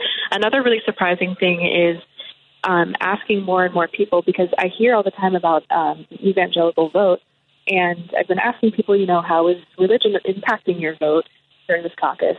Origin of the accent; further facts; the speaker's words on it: Columbus, Ohio, United States; moved away; So I'm from Columbus, Ohio, just a little bit north of Columbus, actually.